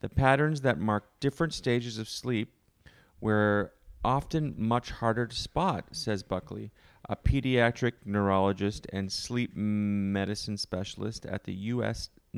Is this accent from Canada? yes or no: yes; Canada; I'm from Canada.